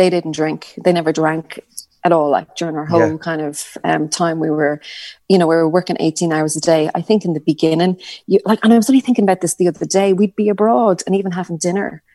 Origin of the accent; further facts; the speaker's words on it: Ireland; we're Irish